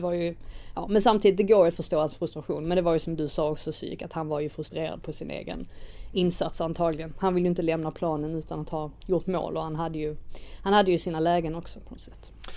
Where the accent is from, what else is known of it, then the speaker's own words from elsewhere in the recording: Sweden; oss som är svenskar